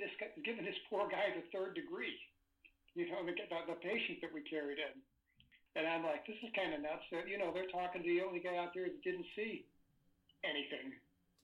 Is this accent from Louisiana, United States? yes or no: no; St. Louis, Missouri, United States; I grew up in St. Louis, Missouri.